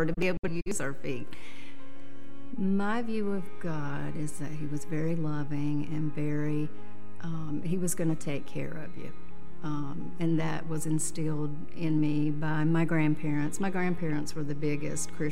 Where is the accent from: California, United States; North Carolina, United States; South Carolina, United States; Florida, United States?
North Carolina, United States; Stony Point; I grew up in Stony Point, North Carolina, which is a very small town on the other side of Statesville